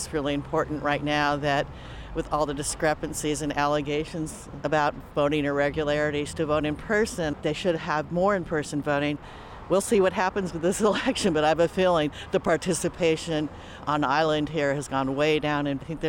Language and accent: English; Kailua, Hawaii, United States; I'm from Kailua.